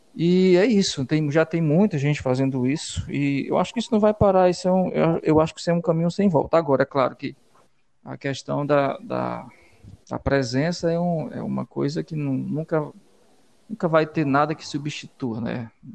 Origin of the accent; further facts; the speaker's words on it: Valença do Piauí, Piauí, Brazil; now in Teresina, Brazil; eu sou de Valença, do Piauí, venho de Valença